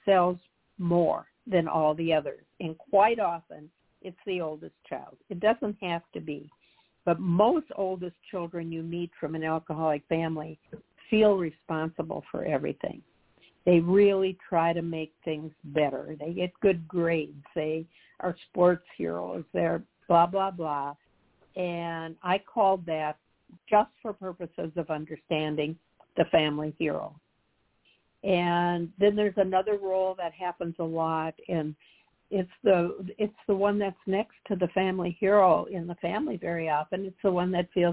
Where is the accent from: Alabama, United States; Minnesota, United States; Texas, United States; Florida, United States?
Minnesota, United States; Humphrey; also born or lived in Hopkins, Minnesota / Edina, Minnesota; I'm from a very small town in southern Minnesota